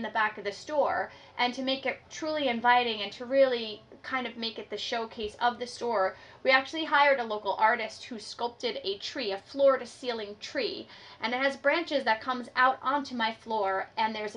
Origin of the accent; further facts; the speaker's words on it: New York City, New York, United States; moved away as an adult; now in Hudson Valley, United States; I grew up in New York City